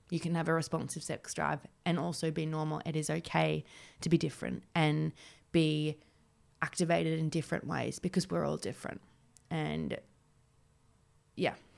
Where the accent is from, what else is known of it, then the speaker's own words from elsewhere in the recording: Warragul, Victoria, Australia; moved away as an adult; now in Melbourne, Australia; Warrigal, which was my hometown